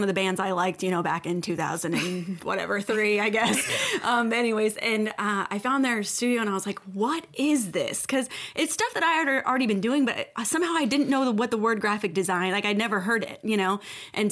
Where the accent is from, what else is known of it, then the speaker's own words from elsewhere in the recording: Kentucky, United States; growing up in Kentucky